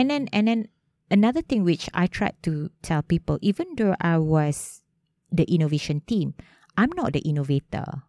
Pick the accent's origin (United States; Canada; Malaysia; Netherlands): Malaysia; also born or lived in Melbourne, Australia / London, United Kingdom; came back to Malaysia during the crisis ninety-eight